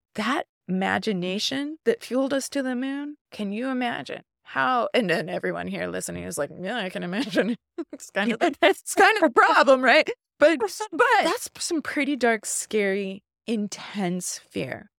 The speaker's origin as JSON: {"language": "English", "region": "Midwest", "country": "United States", "tie": "born or raised there", "also_born_or_lived": "Los Angeles", "moved": "as an adult", "said": "I grew up though in the Midwest. I grew up in the Bible Belt"}